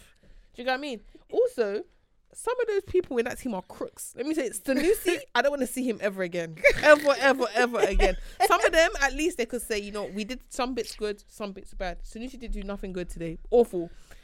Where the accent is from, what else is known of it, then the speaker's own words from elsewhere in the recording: Nigeria; Yeah, I'm Nigerian.